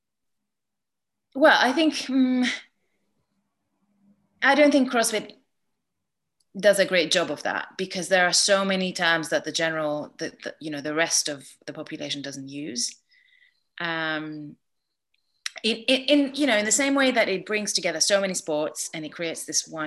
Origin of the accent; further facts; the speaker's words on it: Greece; moved away; I grew up in Greece